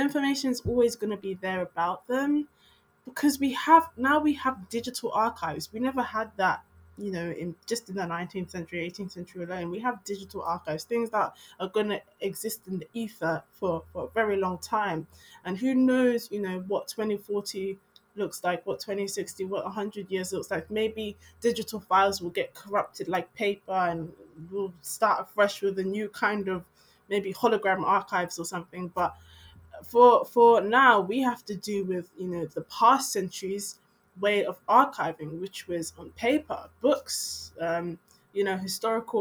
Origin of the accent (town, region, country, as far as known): London, United Kingdom; born or raised there